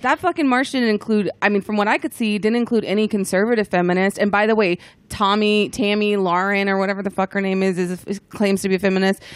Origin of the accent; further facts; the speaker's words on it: the South, United States; I grew up in the South and it's very conservative